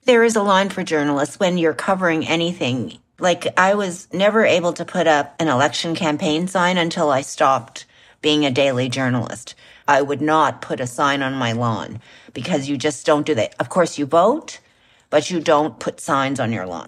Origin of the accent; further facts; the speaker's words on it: Canada; just like I'm a Canadian